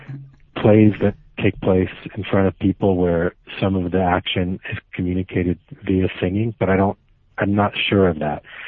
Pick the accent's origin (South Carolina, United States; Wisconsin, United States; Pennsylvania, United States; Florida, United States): Florida, United States; Miami; now in New York, United States; I grew up in Miami